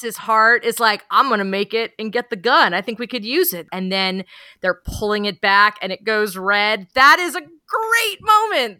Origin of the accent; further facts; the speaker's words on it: San Francisco, California, United States; I grew up in San Francisco